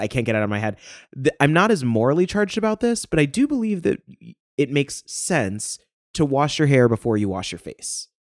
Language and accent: English; Ohio, United States; I grew up in Ohio